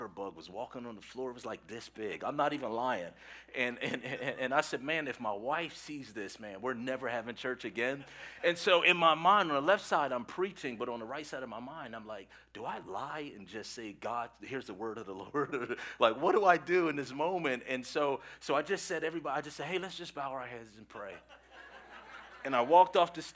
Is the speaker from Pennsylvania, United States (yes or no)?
yes; Philadelphia, Pennsylvania, United States; I'm from Philadelphia